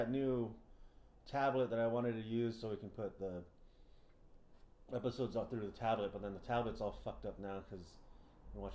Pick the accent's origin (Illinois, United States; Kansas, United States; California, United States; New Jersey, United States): California, United States; San Diego; we're from San Diego